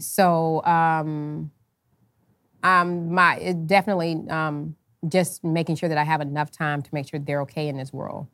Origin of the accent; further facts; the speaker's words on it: United States; me being American